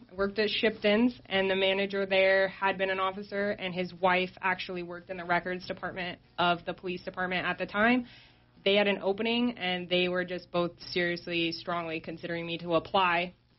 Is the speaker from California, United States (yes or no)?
no; Broadview, Montana, United States; moved away as an adult; now in Sheridan, United States; I grew up just north of Billings in a little small town, Broadview.